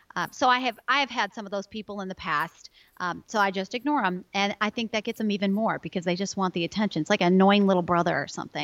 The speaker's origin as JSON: {"language": "English", "town": "Chicago", "region": "Illinois", "country": "United States", "moved": "yes", "lives_now": "Oklahoma, United States", "said": "I come from Chicago, more winter weather gal"}